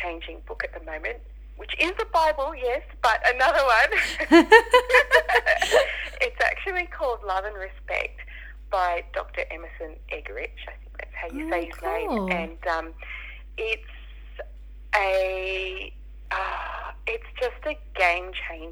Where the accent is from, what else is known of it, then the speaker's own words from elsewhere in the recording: Sydney, New South Wales, Australia; I was born and raised in Western Sydney, so I haven't moved out of the area.